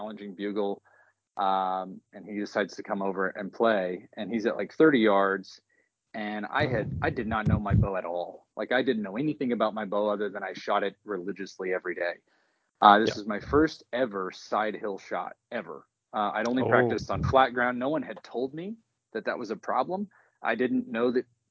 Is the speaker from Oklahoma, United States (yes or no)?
yes; Oklahoma, United States; moved away as an adult; also born or lived in Denver, Colorado; So I live in Oklahoma now. I'm originally from Oklahoma